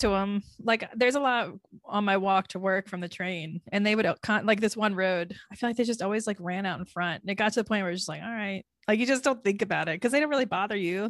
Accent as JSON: {"language": "English", "region": "Florida", "country": "United States", "moved": "yes", "lives_now": "New York City, United States", "said": "I am from Florida."}